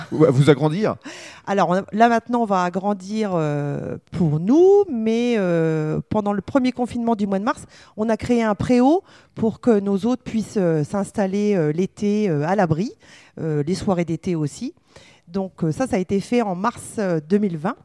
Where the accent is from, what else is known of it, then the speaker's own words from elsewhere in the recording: Mareuil-sur-Ay, Grand Est, France; also born or lived in Montelon; on est de la Champagne. mon mari est de Chouilly et moi de Mareuil-sur-Ailly